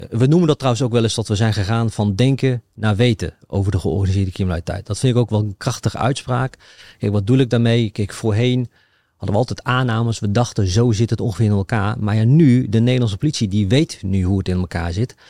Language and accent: Dutch; Achterhoek, Gelderland, Netherlands; ik, kom overigens uit de Achterhoek